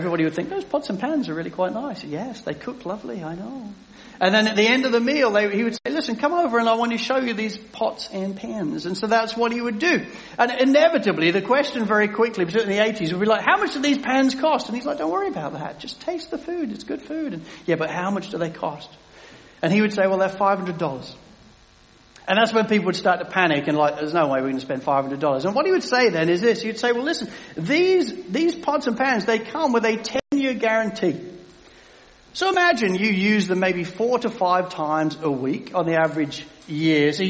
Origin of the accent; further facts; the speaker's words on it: England, United Kingdom; as an Englishman